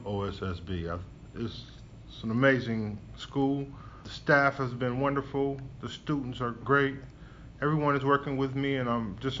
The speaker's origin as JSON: {"language": "English", "town": "Toledo", "region": "Ohio", "country": "United States", "tie": "born or raised there", "lives_now": "Columbus, United States", "said": "I am from Toledo, Ohio originally. I was born and raised there, grew up in Toledo, and moved to Columbus probably about 15 years ago when I became an educator."}